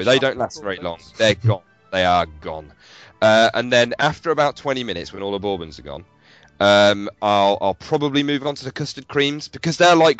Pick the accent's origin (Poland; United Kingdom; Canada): United Kingdom; I'm British.